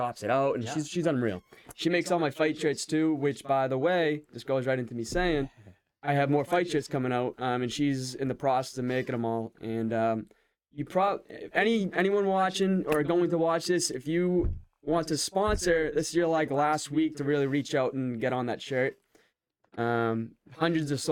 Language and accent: English; Dracut, Massachusetts, United States; my hometown, Drakeet, Mass